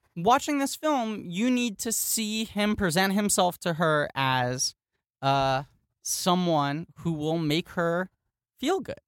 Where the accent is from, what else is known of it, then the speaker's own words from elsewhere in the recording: New York City, New York, United States; I grew up in New York City